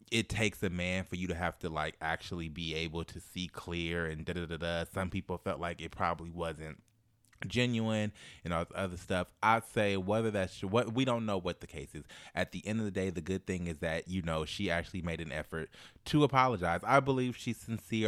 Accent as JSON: {"language": "English", "town": "Oakland", "region": "California", "country": "United States", "said": "I'm from Oakland"}